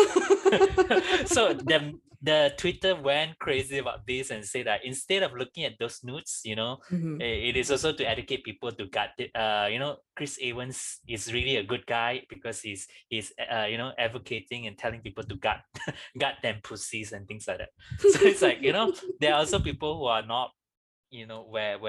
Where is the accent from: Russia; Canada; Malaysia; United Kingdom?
Malaysia; we are very much growing up in Malaysia